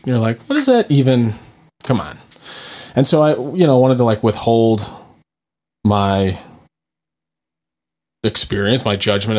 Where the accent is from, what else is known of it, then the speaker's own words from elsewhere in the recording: Vermont, United States; also born or lived in North Carolina; I'm from Vermont, but I went to school in North Carolina.